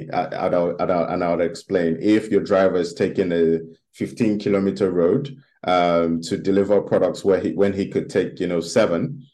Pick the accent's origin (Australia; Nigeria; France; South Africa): Nigeria; my home country, which is Nigeria.